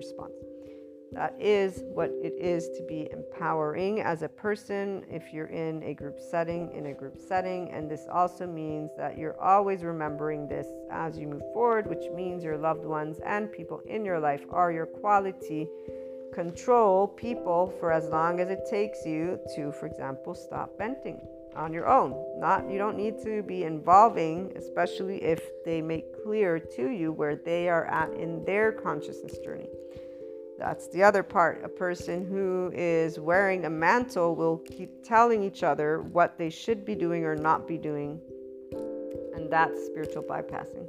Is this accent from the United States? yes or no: yes; United States; as an American